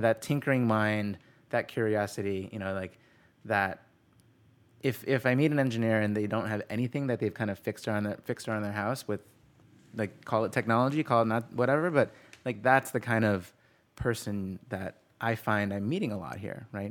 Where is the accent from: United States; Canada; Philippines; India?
United States; Cleveland, Ohio; now in California, United States; I'm from Cleveland